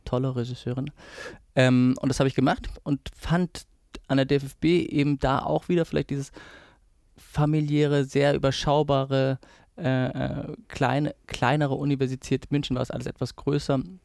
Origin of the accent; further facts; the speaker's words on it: near Perugia, Umbria, Italy; also born or lived in Lower Bavaria, Germany; now in Germany; ich bin ja auf, dort auf dem Land äh, groß geworden. Ähm, also es war in der Nähe von Perugia